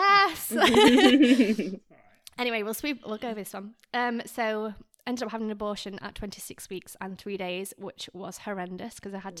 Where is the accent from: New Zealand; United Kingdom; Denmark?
United Kingdom; England; now in France; I was like, no, I'm from England. He's from France. We met in Australia.